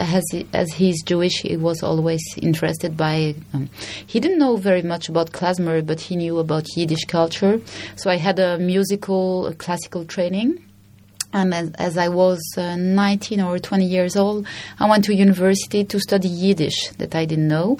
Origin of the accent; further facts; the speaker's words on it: Belgium; moved away; also born or lived in Brussels, Belgium; I'm from Belgium, so at the time I was living in Brussels